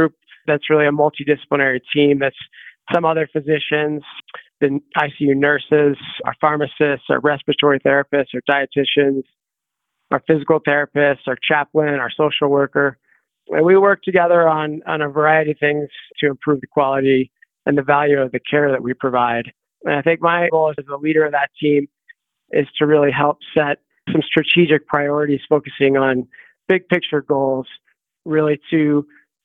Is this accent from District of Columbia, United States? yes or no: no; Grand Junction, Colorado, United States; moved away as an adult; also born or lived in Boulder, Colorado / Boston, Massachusetts / Seattle, Washington / Denver, Colorado; So I grew up around the Four Corners area in Grand Junction, Colorado